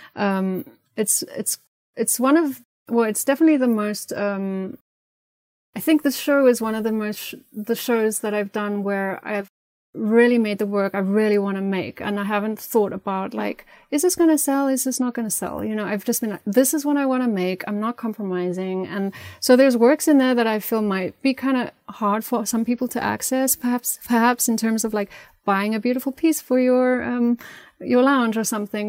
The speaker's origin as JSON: {"language": "English", "country": "South Africa", "tie": "born or raised there", "moved": "as an adult", "said": "growing up in South Africa had a massive impact, and living my, most of my life there, I still go back a lot"}